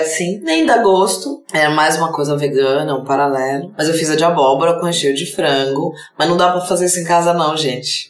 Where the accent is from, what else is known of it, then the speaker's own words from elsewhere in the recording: Brazil; Eu sou brasileira